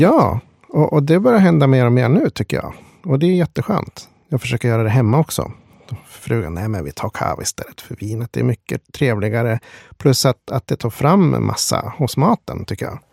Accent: Sweden; Svenne som man är

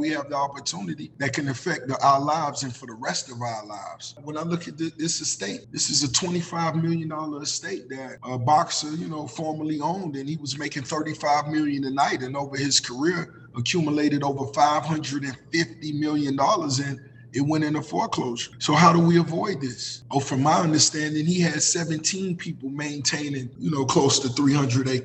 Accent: Miami, Florida, United States; Growing up in Miami

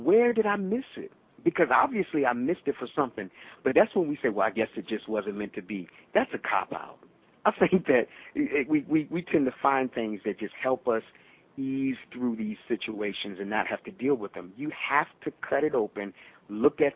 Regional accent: the South, United States; I'm from the South

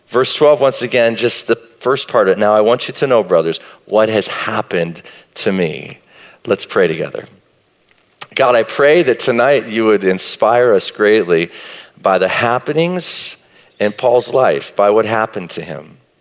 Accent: Marshall, Texas, United States; I grew up in East Texas, Marshall, Texas, a little town south of Texarkana

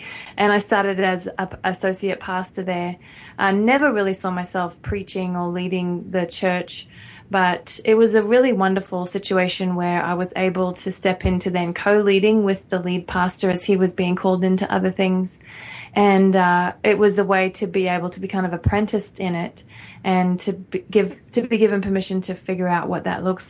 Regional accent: Australia; moved away; Yes, we're both Australian.

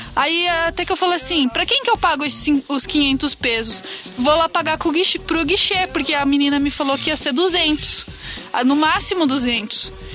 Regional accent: Brazil; a gente é do Brasil

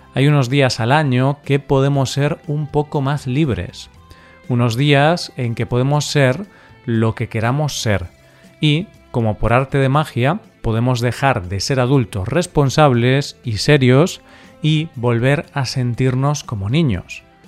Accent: Galicia, Spain; el cocido gallego de mi tierra

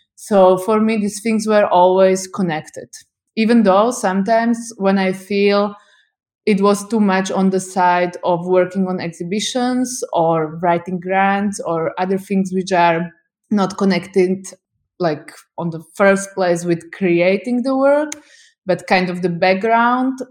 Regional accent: Bratislava, Bratislava Region, Slovakia; I'm from Slovakia, I'm from capital city, Bratislava

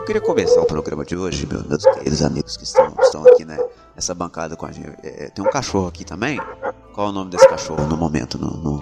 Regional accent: Brazil; eu sou brasileiro

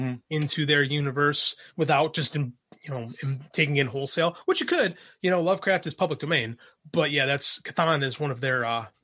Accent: Midwest, United States; I'm from the Midwest.

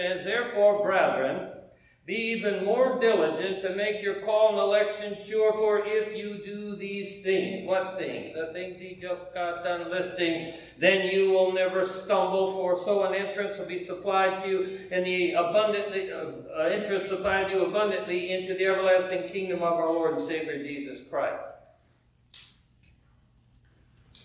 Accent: United States; I may be from the United States

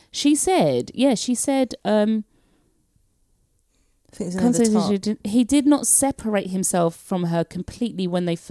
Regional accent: London, United Kingdom; moved away; I talk whatever language I like because I'm from London and I'm so used to hearing all the languages.

